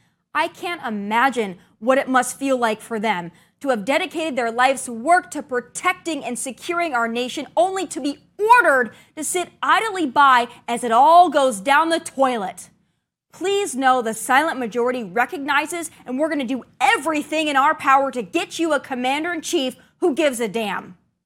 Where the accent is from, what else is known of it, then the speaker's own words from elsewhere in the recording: South Dakota, United States; my home state of South Dakota has a population of around 900,000.